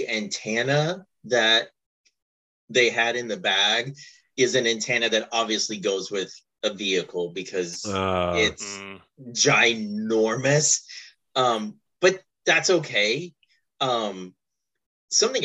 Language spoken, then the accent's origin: English; Kentucky, United States; where I grew up in Kentucky